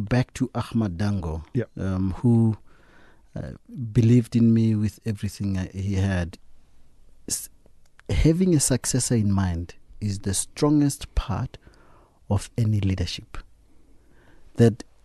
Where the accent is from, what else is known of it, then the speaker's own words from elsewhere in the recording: Klerksdorp, North West, South Africa; Kuma in Klerksdorp.